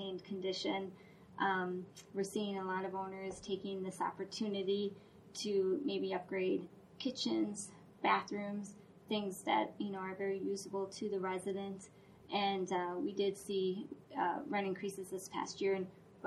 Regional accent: Duluth, Minnesota, United States; we grew up in Duluth, Minnesota

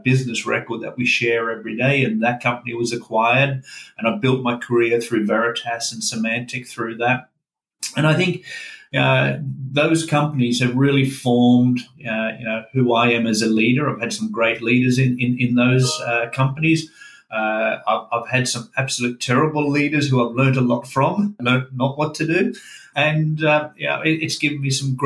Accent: Melbourne, Victoria, Australia; also born or lived in Scandinavia / Asia Pacific; now in Sunshine Coast, Australia; I was born in Scandinavia, as the name may suggest, and moved with my parents a little bit, and we ended up in Melbourne in the early 1970s.

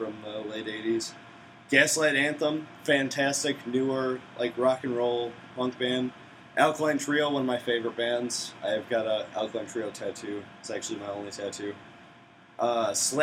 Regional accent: Dixon, Illinois, United States; my hometown of Dixon, Illinois

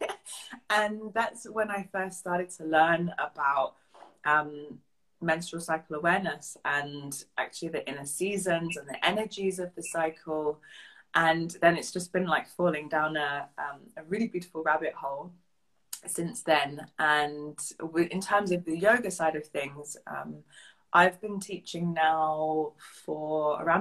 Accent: England, United Kingdom; moved away as an adult; now in Bavaria, Germany; I'm a bit more German than I am English at this stage

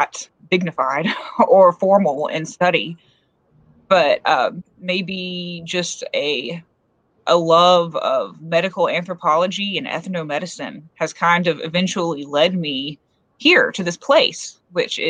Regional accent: coast of North Carolina, United States; now in Appalachians, United States; I grew up in like, on the coast of North Carolina

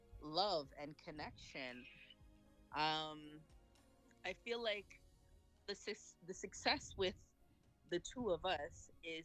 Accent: Ghana; So I'm from Ghana. My parents are from Ghana.

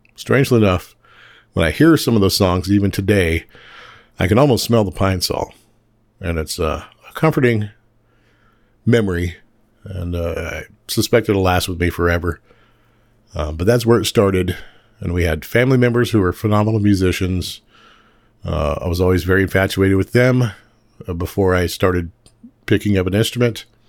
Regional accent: South Central Oklahoma, United States; Growing up in South Central Oklahoma, in a incredibly small town

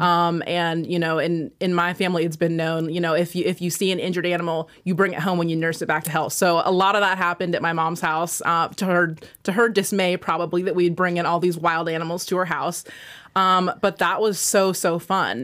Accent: Washington, United States; moved away as an adult; I am from Washington, and I was like, "You know what? I'm just gonna leave Washington. This place is too small

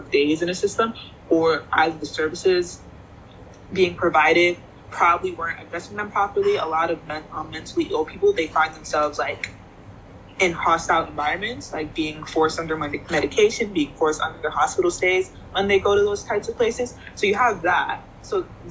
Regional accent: New York City, New York, United States; growing up in New York City

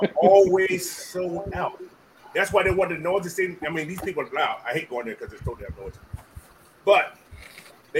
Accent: Atlanta, Georgia, United States; now in Washington State, United States; I was born and raised in Atlanta

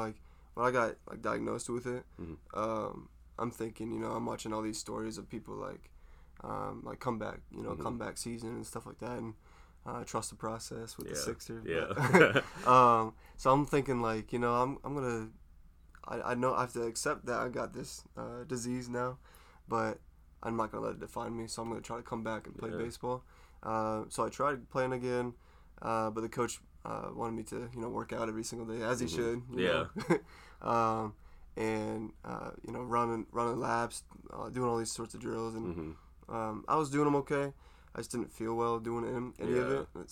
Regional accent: Des Moines, Iowa, United States; I grew up in Des Moines, Iowa my entire life, for the whole 22 years of it.

